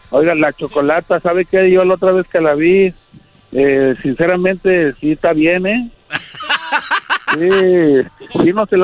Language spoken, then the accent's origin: Spanish; Monclova, Coahuila, Mexico; also born or lived in Querétaro / Gómez Palacio, Durango; Pero a los tres meses me llevaron a Monclova, Coahuila, güey. O sea, toda mi vida, toda mi vida la viví en Monclova, Coahuila.